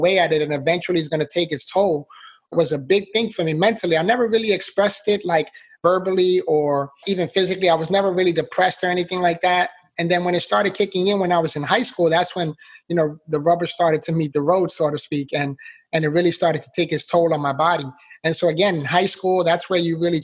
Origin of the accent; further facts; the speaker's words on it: New York City, New York, United States; I was born and raised in the Bronx, New York. So I'm a city boy